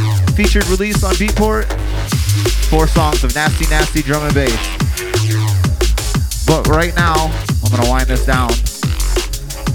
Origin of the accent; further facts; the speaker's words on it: South Florida, United States; down in South Florida